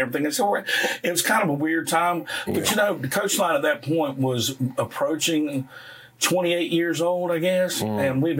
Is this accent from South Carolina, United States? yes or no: yes; South Carolina, United States; I grew up in the Grand Strand area.